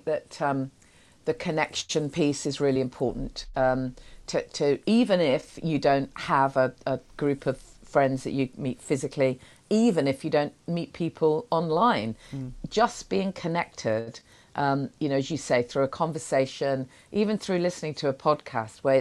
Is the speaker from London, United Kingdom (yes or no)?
no; Nottingham, East Midlands, United Kingdom; I'm from Nottingham